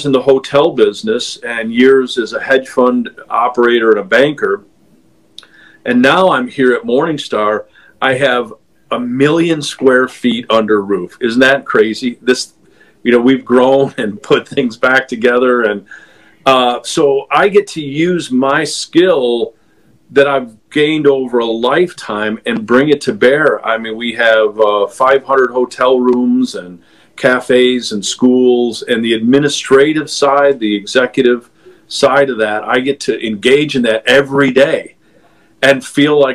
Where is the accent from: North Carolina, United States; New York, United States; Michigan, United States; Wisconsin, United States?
New York, United States; now in Fort Mill, United States; I'm a New Yorker